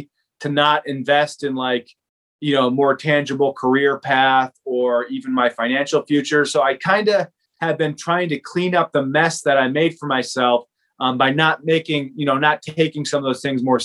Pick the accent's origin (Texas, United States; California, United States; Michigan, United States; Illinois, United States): Illinois, United States; Naperville; moved away as an adult; also born or lived in Fairfield, Iowa; now in Van Buren County, Iowa, United States; I grew up in Naperville, Illinois